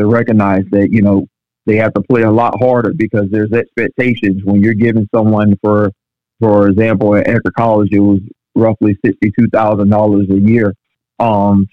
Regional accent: St. Petersburg, Florida, United States; I'm born and raised in St. Petersburg

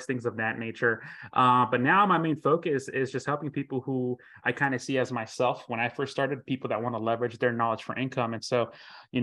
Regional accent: Florida, United States; I'm from Florida

